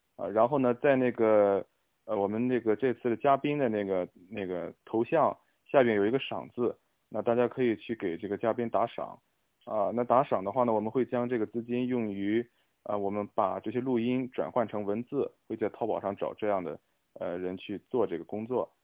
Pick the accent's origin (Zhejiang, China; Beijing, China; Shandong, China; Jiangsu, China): Shandong, China; Qingdao; 我也是青岛人，我从小会看，有的时候会看到一些就是啤酒屋